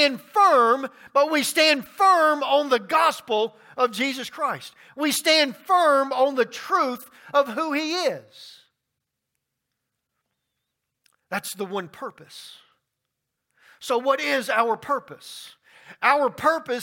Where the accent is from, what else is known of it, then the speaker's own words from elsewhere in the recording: Baton Rouge, Louisiana, United States; now in Rock Hill, United States; I grew up in Baton Rouge, Louisiana